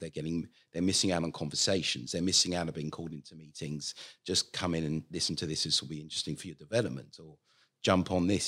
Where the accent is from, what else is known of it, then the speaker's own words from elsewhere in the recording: London, United Kingdom; moved away as an adult; now in Australia; originally, as you may tell from the accent, I come from London